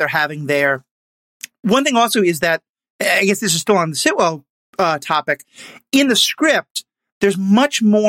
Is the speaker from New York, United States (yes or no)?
yes; New York City, New York, United States; That's my hometown as well